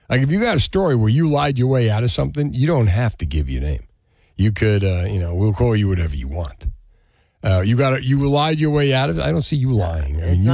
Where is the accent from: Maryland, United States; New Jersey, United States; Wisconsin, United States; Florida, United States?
New Jersey, United States; growing up in New Jersey